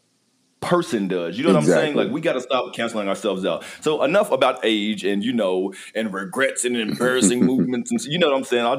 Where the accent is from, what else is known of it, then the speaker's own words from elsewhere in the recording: Kentucky, United States; now in Arizona, United States; I'm in Arizona. I ain't from here. I'm from Kentucky